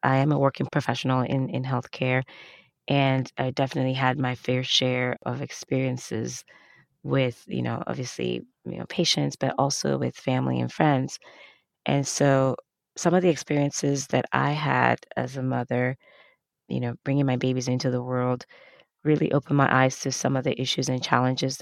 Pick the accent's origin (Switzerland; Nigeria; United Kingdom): Nigeria; moved away; I grew up in Africa, Nigeria specifically